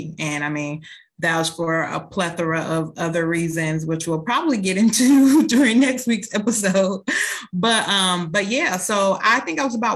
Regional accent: Minnesota, United States; also born or lived in Indiana; when I was seven, we relocated from Indiana to Minnesota.

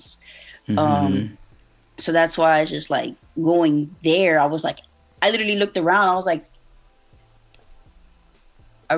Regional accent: Miami, Florida, United States; born and raised in Miami, Florida, so 305 baby

